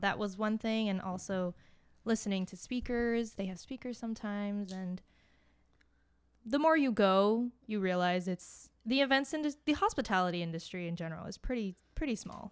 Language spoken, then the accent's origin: English; Miami, Florida, United States; moved away as an adult; now in Boston, United States; I am originally from Miami, but I came here for school